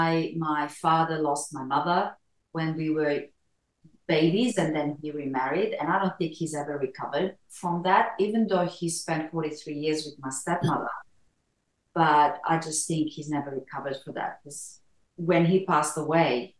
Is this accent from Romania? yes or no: yes; Romania; now in Australia; I was born in Romania in Europe and migrated to Australia in 1982